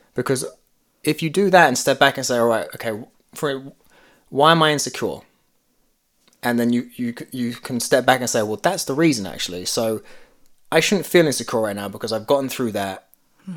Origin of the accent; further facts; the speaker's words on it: London, United Kingdom; growing up in London mm. because I grew up where you know there were it's very typical stereotypical, but you had a lot of Indian Pakistani families